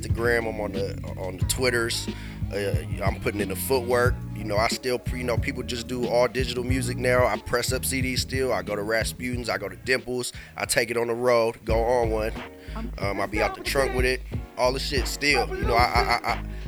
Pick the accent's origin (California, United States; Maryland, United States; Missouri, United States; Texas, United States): California, United States; Marin; I'm coming from right across that bridge, though. I'm from Marin.